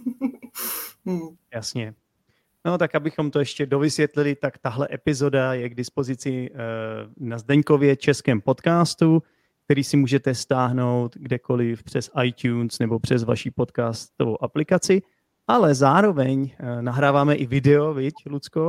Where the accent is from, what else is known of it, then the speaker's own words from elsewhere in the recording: Czechia; jako Čech